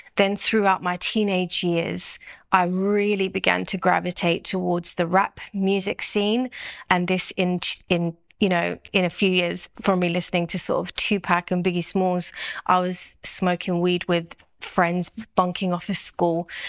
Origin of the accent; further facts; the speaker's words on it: London, United Kingdom; I'm from South London